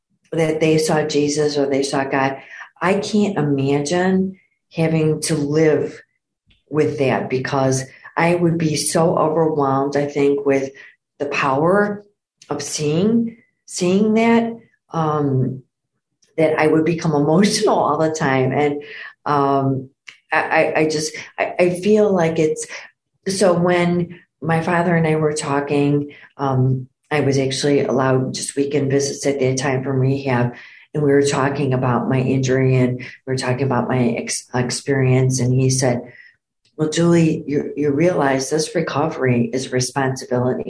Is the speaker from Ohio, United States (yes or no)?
no; Downers Grove, Illinois, United States; I was born and raised in Downers Grove